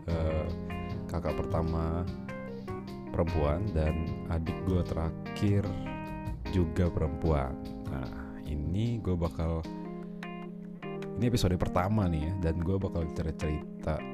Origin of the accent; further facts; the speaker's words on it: Balikpapan, East Kalimantan, Indonesia; Gue lahir di Kalimantan Timur di kota Balikpapan hmm, gue menghabiskan masa kecil gue sampai SMA di sana